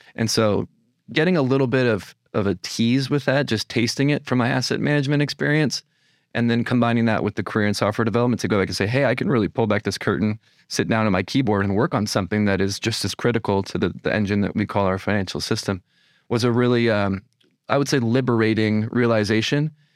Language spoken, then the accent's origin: English; California, United States; moved away as an adult; also born or lived in Los Angeles, United States; now in New York, United States; I, uh, was born and raised in California